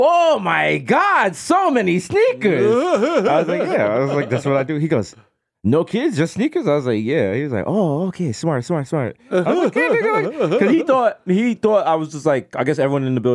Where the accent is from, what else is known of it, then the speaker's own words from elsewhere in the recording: New York, United States; As a New Yorker